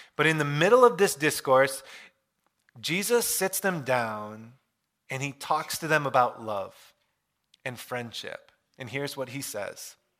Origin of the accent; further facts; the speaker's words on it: Michigan, United States; I grew up in Michigan.